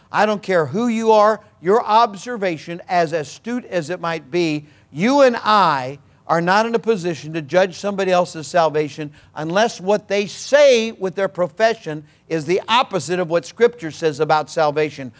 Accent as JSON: {"language": "English", "region": "Missouri", "country": "United States", "said": "I'm from Missouri"}